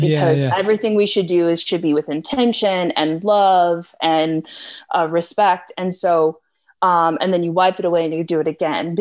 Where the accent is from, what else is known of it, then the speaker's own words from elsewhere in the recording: United States; being an American